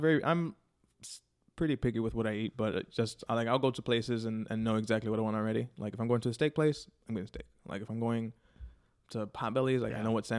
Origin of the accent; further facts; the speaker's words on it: Chicago, Illinois, United States; A Humble Park and Logan Square for the most part.